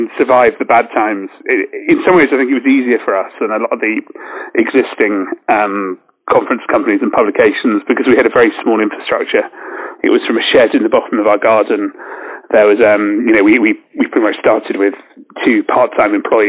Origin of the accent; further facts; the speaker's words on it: United Kingdom; Obviously I'm British